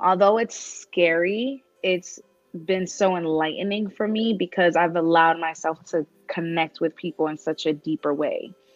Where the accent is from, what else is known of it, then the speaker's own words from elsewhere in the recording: New York, United States; moved away as an adult; now in Las Vegas, United States; I'm from New York